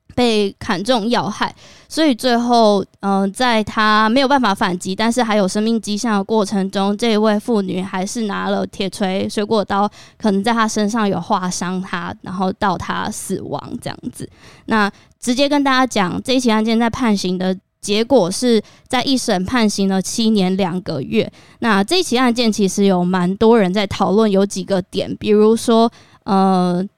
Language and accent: Chinese; Taiwan; 身为台湾人